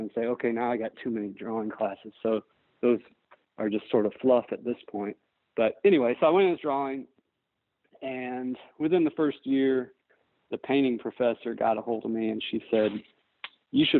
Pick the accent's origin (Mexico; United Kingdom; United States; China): United States; Northwest Indiana; now in Greenville, United States; I grew up near Chicago. I grew up in Northwest Indiana, right on the Illinois line